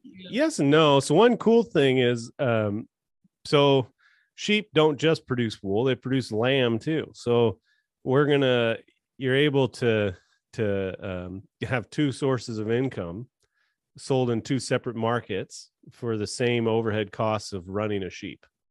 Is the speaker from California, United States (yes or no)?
yes; California, United States; I was born and raised in California.